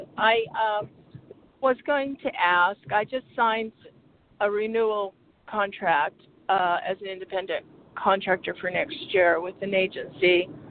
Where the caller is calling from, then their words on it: Arizona, United States; calling from Arizona.